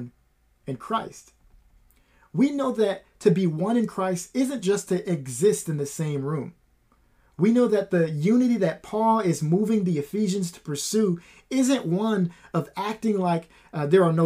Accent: Waterloo, Iowa, United States; I am born and raised in Waterloo.

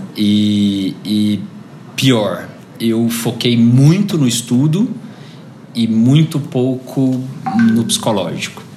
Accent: Goiânia, Goiás, Brazil; Eu nasci em Goiânia em 83

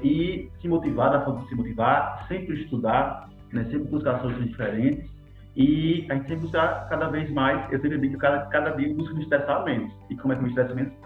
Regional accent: Sergipe, Brazil; A gente é sergipano e gosta de dizer que é sergipano

